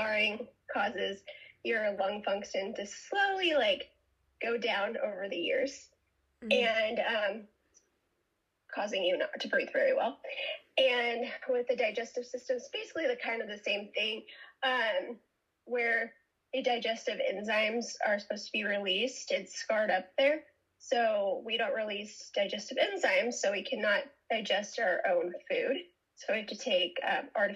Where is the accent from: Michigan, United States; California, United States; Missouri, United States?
California, United States; San Francisco Bay Area; I'm from San Francisco Bay Area